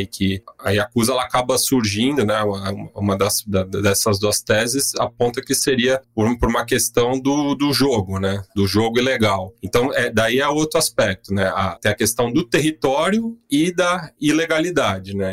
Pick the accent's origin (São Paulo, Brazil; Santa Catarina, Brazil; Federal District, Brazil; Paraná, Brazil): São Paulo, Brazil; vivendo aqui, nascido e criado aqui em São Paulo